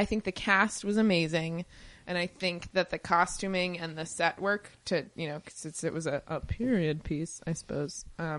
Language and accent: English; Pennsylvania, United States; moved away; It's in Pennsylvania. It's in my hometown.